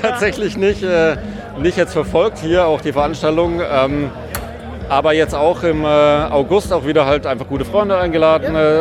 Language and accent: German; Würzburg, Bavaria, Germany; moved away; also born or lived in Pforzheim; Ich komme aus Würzburg, also ich bin eigentlich Franke ja? ähm, äh, und äh, bin aufgewachsen, äh, sozialisiert mit Würzburger Hofbräu